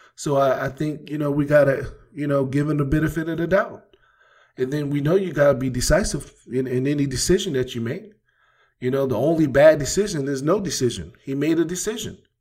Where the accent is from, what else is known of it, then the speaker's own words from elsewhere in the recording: East Coast, United States; moved away; I come from the East Coast where we play, you know, basketball outside